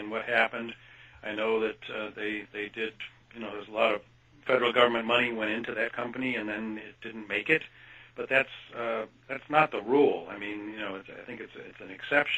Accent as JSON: {"language": "English", "region": "Kansas", "country": "United States", "tie": "born or raised there", "moved": "yes", "said": "I grew up in Kansas, actually, for part of my life, and went to the University of Kansas."}